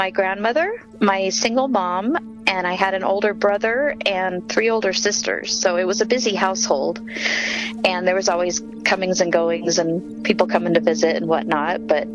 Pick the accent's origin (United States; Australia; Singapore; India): United States; Aurora, Colorado; I grew up in Aurora, Colorado